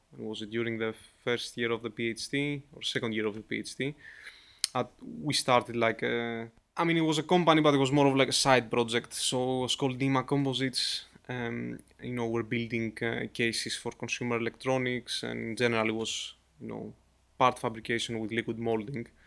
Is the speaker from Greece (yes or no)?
yes; Greece; I'm from Greece